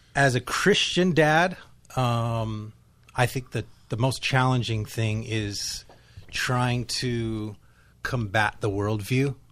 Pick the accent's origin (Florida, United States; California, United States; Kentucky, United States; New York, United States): California, United States; Nipomo; I am from Napomo, California